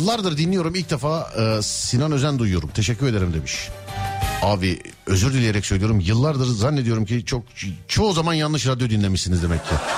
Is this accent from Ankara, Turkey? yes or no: no; Istanbul, Turkey; ben İstanbulluyum